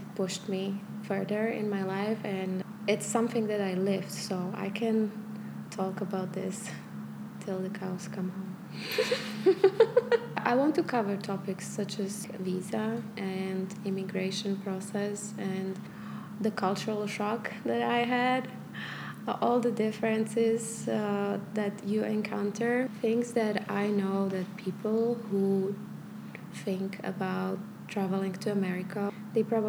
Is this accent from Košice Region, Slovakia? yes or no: no; Prešov, Prešov Region, Slovakia; moved away as an adult; also born or lived in Malta; I was born in Prešov, which is a small town, about 100,000 people